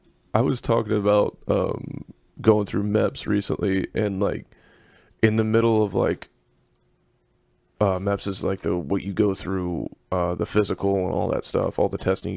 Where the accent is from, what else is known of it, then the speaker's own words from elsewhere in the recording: the South, United States; I'm from the South. I'm just being polite there, Sugar Plum.